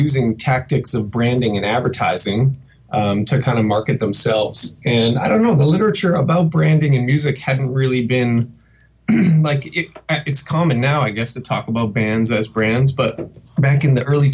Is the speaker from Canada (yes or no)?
yes; Fredericton, New Brunswick, Canada; also born or lived in Montreal; now in Madison, United States; Originally, I grew up in Fredericton, New Brunswick, on the east coast of Canada.